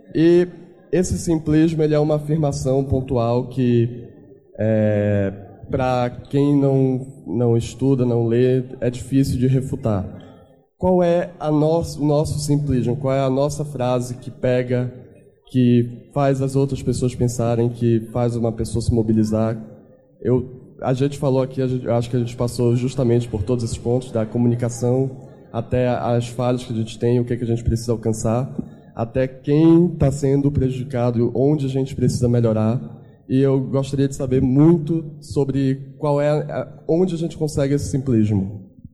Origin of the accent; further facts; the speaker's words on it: Belém, Pará, Brazil; eu sou de Belém do Pará, longe pra caramba